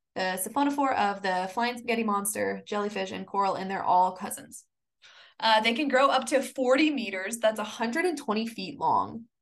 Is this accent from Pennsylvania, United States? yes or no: no; Kansas, United States; I'm from Kansas